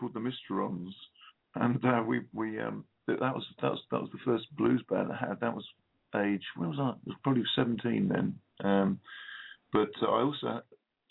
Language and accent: English; Watford, East of England, United Kingdom; moved away as an adult; also born or lived in London; now in West Country, United Kingdom; I grew up in London for 4 years before my folks moved out to a place called Watford, which is just north of London